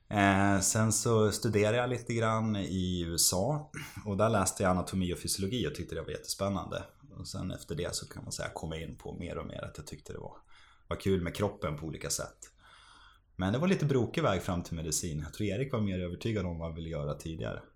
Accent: Västerås, Västmanland, Sweden; moved away; så är vi, vi födda och uppvuxna i Västerås

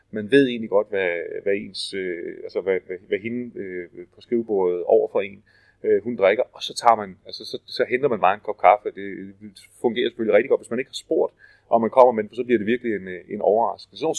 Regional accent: Denmark; jeg kommer fra, fra Danmark.

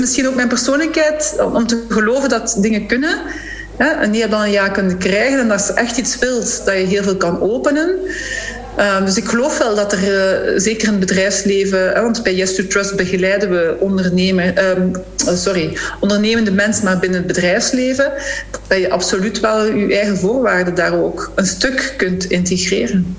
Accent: Flanders, Belgium

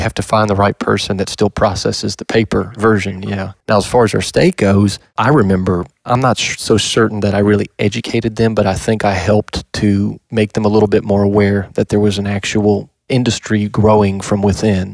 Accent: Louisiana, United States; moved away as an adult; now in Kentucky, United States; I'm originally from Louisiana

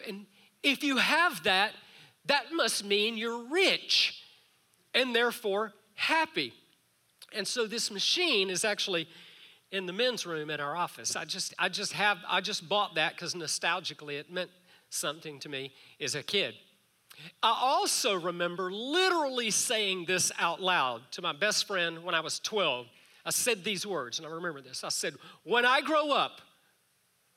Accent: South Georgia, United States; Our neighbors to the left side of our house growing up in South Georgia had one of the biggest homes in town

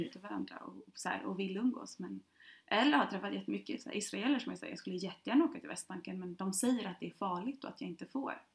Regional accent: Sweden; jag som svensk

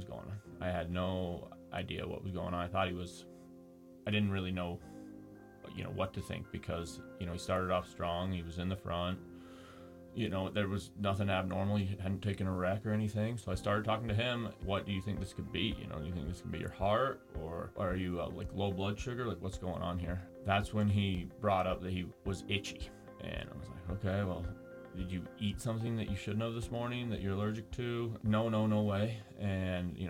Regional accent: Jackson, Wyoming, United States; Born and raised in Jackson

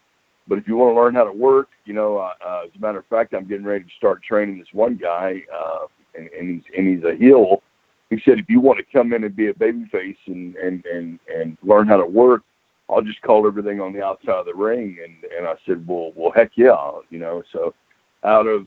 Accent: Shreveport, Louisiana, United States; I grew up in Louisiana, Shreveport-Bossier

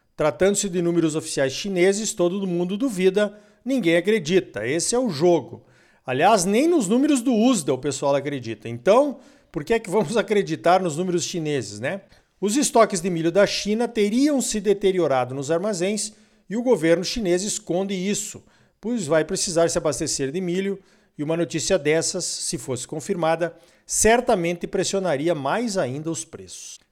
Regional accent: Rio Grande do Sul, Brazil; moved away; lá na terra onde eu nasci, o Rio Grande Amado

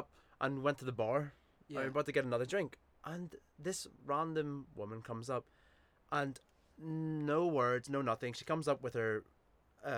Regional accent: Belfast, Northern Ireland, United Kingdom; now in Bristol, United Kingdom; growing up in East Belfast

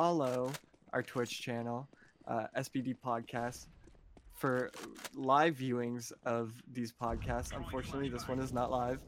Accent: Moncton, New Brunswick, Canada; also born or lived in Shediac, New Brunswick; I grew up in New Brunswick, which is right on the coast

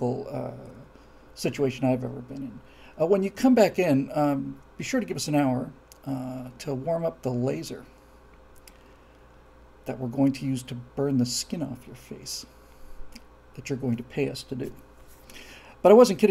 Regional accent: Florida, United States; I'm from Florida, where everything is flat and straight

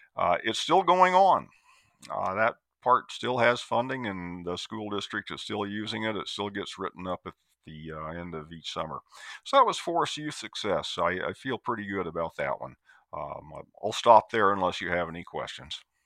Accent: Iowa, United States; moved away as an adult; also born or lived in Tennessee / Oregon; native of Iowa

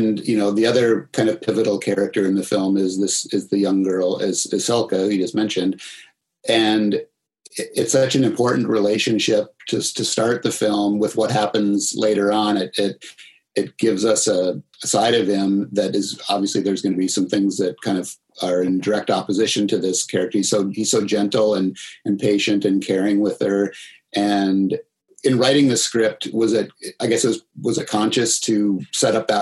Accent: Minnesota, United States; where I grew up in Minnesota

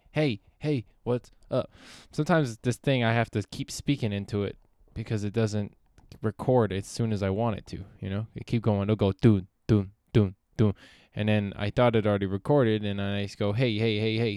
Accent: Palmdale, California, United States; my neighbor across the street from where I grew up in Palmdale

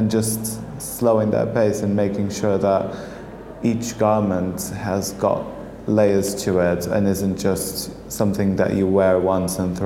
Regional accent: Portugal; moved away as an adult; now in London, United Kingdom; I'm originally from Portugal, but I've been studying and working in London

